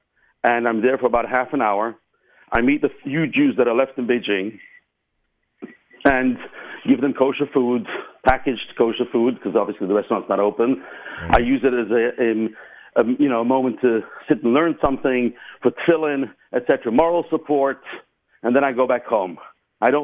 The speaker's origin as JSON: {"language": "English", "region": "England", "country": "United Kingdom"}